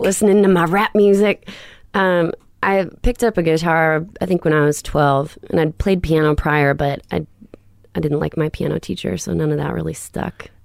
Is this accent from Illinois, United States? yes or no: yes; Illinois, United States; we were on the Illinois side.